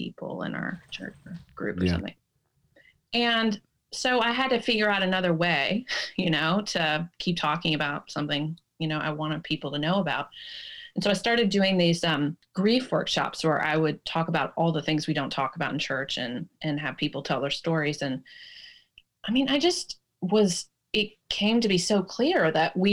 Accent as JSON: {"language": "English", "region": "Tennessee", "country": "United States", "tie": "born or raised there", "also_born_or_lived": "Washington", "moved": "yes", "said": "I grew up in Tennessee"}